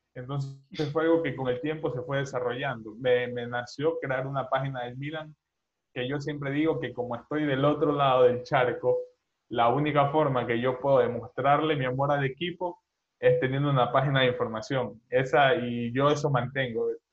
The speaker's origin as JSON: {"language": "Spanish", "town": "Babahoyo", "region": "Los Ríos", "country": "Ecuador", "lives_now": "Guayaquil, Ecuador", "said": "yo soy de Ecuador, eh, tengo 20 años, soy dudo que conozcan la ciudad de Ecuador, pero bueno, igual lo digo, soy de Babahoyo"}